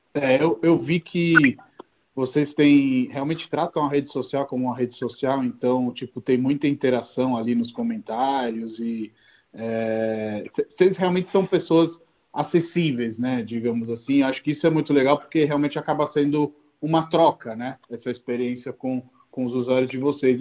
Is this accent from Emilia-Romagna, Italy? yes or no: no; Rome, Lazio, Italy; Portuguese is a second language; moved away as an adult; also born or lived in Brazil; now in São Paulo, Brazil; sou de Roma, sou italiano, estou aqui no Brasil há 10 anos.